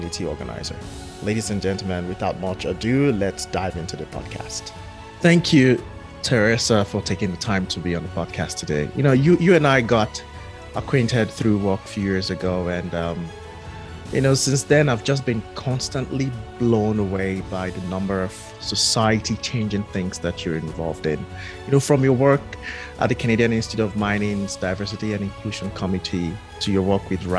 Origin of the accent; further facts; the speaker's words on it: Nigeria; growing up in Nigeria